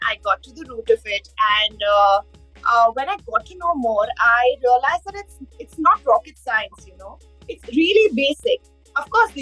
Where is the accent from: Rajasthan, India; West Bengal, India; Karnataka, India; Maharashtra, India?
Rajasthan, India; Udaipur; I am from Udaipur